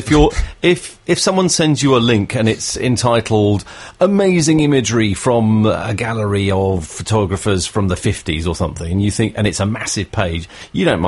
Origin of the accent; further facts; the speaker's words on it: South of England, United Kingdom; accent: newsreader south of England; I particularly have a really dull newsreader south of England accent